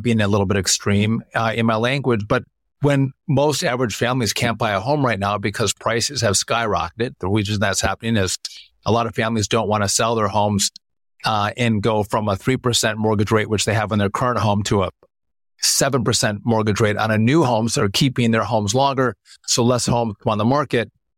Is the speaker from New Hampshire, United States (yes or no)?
no; Wisconsin, United States; it's still my home state